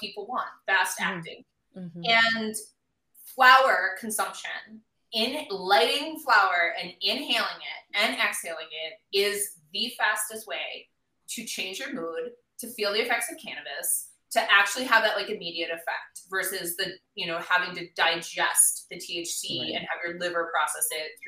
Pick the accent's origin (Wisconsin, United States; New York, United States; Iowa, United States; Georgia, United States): Wisconsin, United States; Milwaukee; I grew up in Milwaukee, Wisconsin